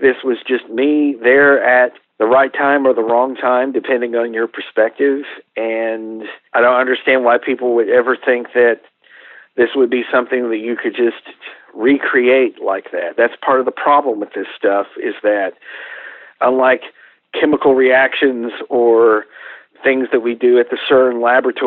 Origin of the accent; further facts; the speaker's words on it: Coleman, Texas, United States; I grew up in Coleman, which is a little town about 50 miles from Abilene